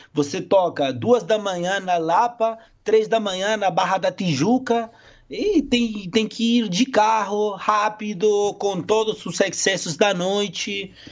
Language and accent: Portuguese; Córdoba, Argentina; Portuguese is a second language; moved away; also born or lived in Brazil; do meu povo, da minha terra, da minha identidade, que é Córdoba, que é Quarteto, que é o Belgrano